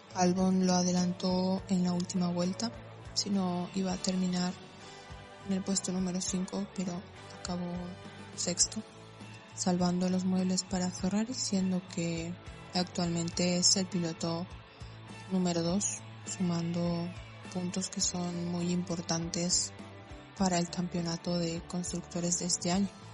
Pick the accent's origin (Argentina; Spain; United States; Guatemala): Argentina; tengo 23 años y soy de Argentina